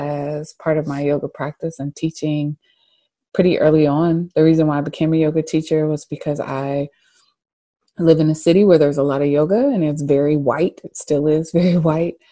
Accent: Charlotte, North Carolina, United States; I was born and raised in Charlotte

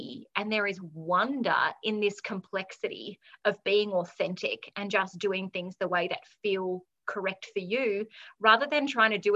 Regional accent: Australia; being Australian

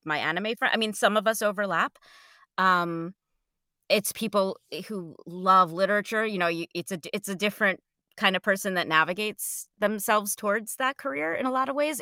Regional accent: New Jersey, United States; I grew up in New Jersey right outside Manhattan

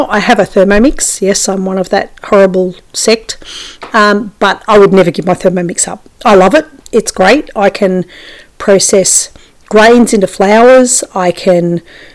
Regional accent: Australia; as an Australian

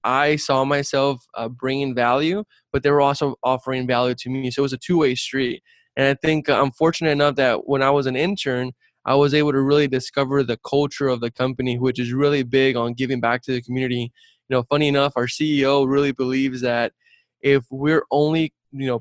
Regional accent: Brownsville, Texas, United States; I'm originally from South Texas, from Brownsville, Texas. Raised by a single mom. I grew up very humble beginnings

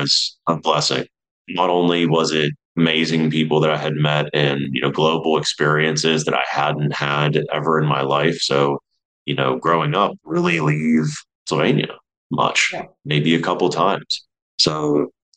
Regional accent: New Kensington, Pennsylvania, United States; moved away; So I'm originally from Pittsburgh, Pennsylvania. I'm born and raised there, a smallish town called New Kensington.

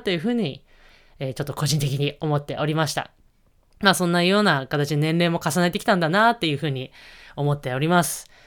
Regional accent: Niigata, Japan; moved away; 私の地元の新潟県で、えー、行われました

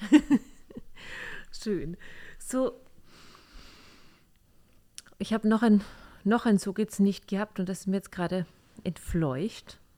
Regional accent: Austria; Oh ja, wir sind Österreicher, habt ihr ja schon gemerkt.

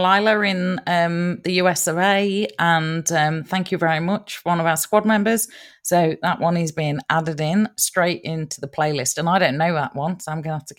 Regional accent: Nottingham, East Midlands, United Kingdom; accent: Nottingham; I've got to go back and, you know, refresh my accent again, because I'm sounding so Aussie. I got to go back and, you know, get it. Nottingham.

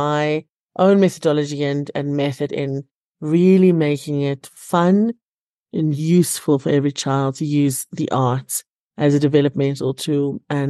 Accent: Cape Town, Western Cape, South Africa; now in Johannesburg, South Africa; And because I had this theater degree, I came up to Joburg from Cape Town.

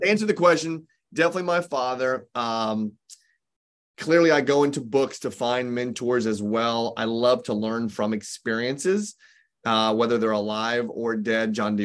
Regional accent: Indianapolis, Indiana, United States; moved away; also born or lived in Southern California; I grew up in Indianapolis, Indiana, and I stayed there only for a very short period of time

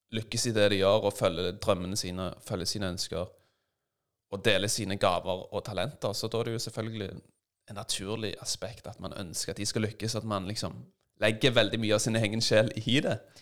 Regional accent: Stavanger, Rogaland, Norway; Jeg vokste opp i Stavanger

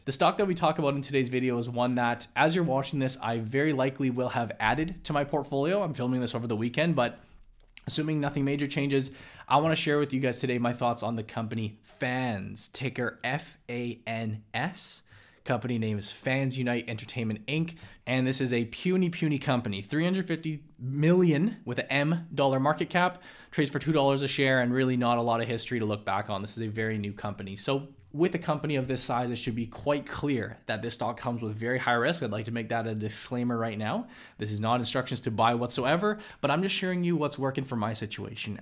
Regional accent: Vancouver, British Columbia, Canada; my hometown here in Vancouver

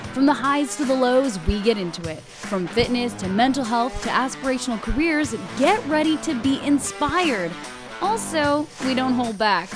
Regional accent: Hudson, Quebec, Canada; moved away as an adult; also born or lived in Montreal; small town outside of Montreal called Hudson

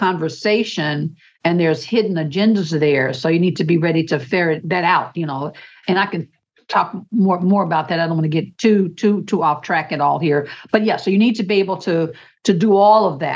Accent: United States; as an American

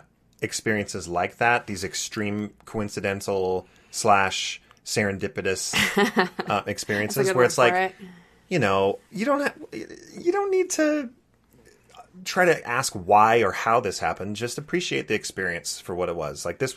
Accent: Santa Barbara, California, United States; So I grew up in Santa Barbara, California, and I wanted to go to my home ward.

